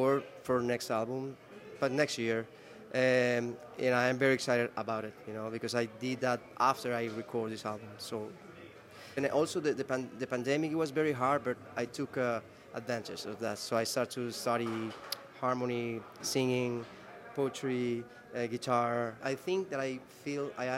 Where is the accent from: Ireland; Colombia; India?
Colombia; Medellín, Antioquia; I grew up in Medellin with my parents